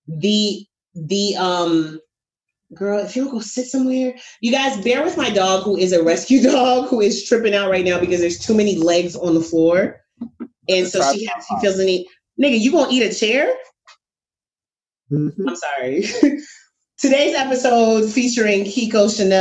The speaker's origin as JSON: {"language": "English", "region": "New York", "country": "United States", "said": "I am a New Yorker"}